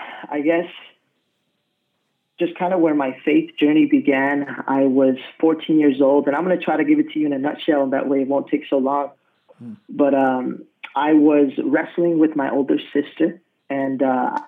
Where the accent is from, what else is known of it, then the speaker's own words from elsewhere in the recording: Colorado, United States; also born or lived in San Antonio, Texas; now in Rio Grande Valley, United States; I'm originally from Colorado. That's where I was raised